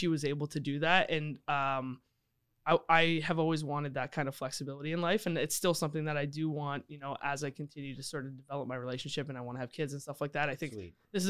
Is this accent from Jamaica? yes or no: no; London, Ontario, Canada; now in Toronto, Canada; I moved to Toronto because I was actually DJing. And I'm from London, Ontario originally.